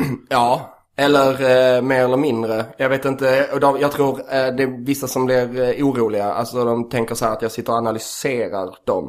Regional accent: Skåne, Sweden; jag är från Skåne

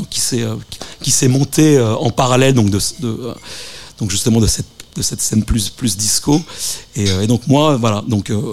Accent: Tokyo, Japan; moved away as an adult; now in Paris, France; je suis né à Paris, mais euh, donc, euh, je suis parti au Japon avec mes parents. de 3 ans à 18 ans, j'ai passé mon bac donc à, à, Tokyo.

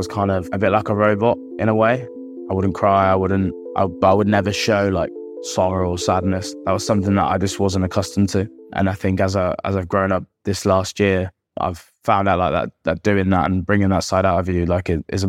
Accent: Birmingham, West Midlands, United Kingdom; moved away as an adult; now in Bath, United Kingdom; I grew up in Birmingham, a place called Burwood. It's kind of situated just outside of kind of the Harborne area, surrounded by quite a lot of parks. Lived there my whole life, obviously until I was 18 when I moved out.

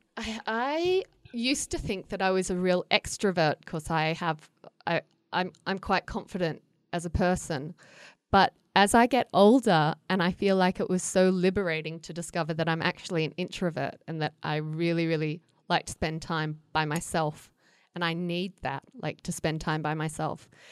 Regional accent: Australia; moved away as an adult; also born or lived in United States; I grew up in Australia where it gets so hot.

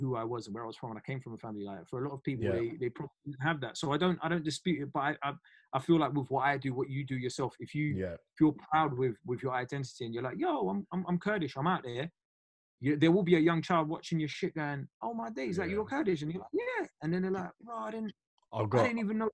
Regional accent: London, United Kingdom; also born or lived in Iran; I'm a Londoner. I'm a Londoner, innit? There's nothing I can do to stop that. Like I grew up listening to hip hop from South London.

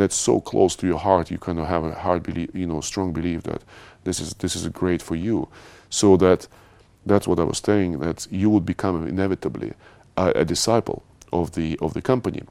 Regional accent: Moscow, Russia; moved away as an adult; also born or lived in Paris; now in London, United Kingdom; I was born in Russia. I spent, um, quite a big part of my life, uh, living in Moscow.

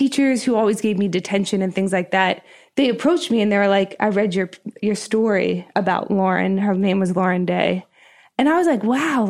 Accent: Harrisburg, Pennsylvania, United States; So I grew up in Harrisburg, Pennsylvania.

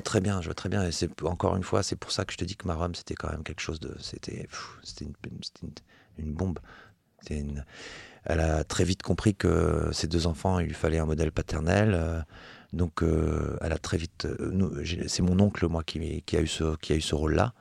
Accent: Metz, Grand Est, France; je viens de Metz, donc c'est la ville de Coltès, la ville de Verlaine

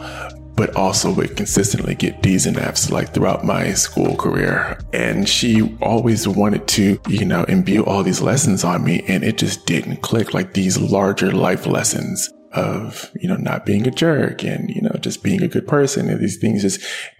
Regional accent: Richmond, California, United States; I am a Bay Area native, but a true native. My family's been here for, goodness, about 100 years now. We've been in the Bay Area. I grew up in Richmond

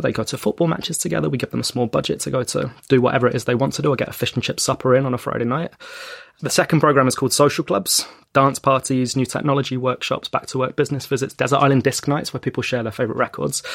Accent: London, United Kingdom; in the area that I grew up in North London

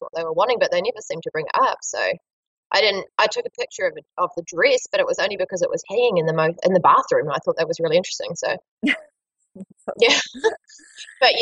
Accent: Marlborough, New Zealand; in my hometown

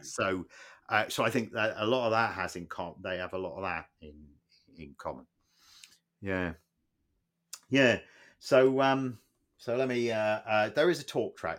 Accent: Plymouth, South West England, United Kingdom; moved away; we grew up in Plymouth

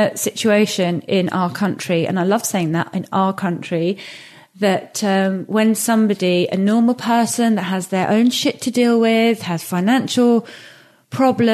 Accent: England, United Kingdom; this geographical space that I was raised

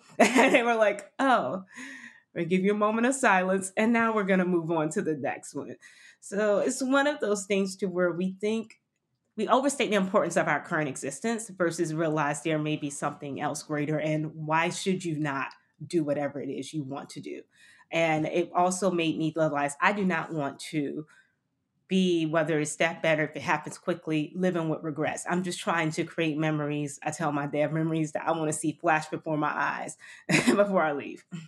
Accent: Miami, Florida, United States; moved away as an adult; also born or lived in London; I grew up in Miami

